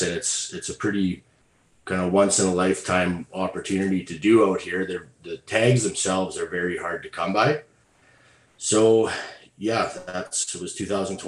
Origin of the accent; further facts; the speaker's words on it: Alberta, Canada; I'm from Alberta, Canada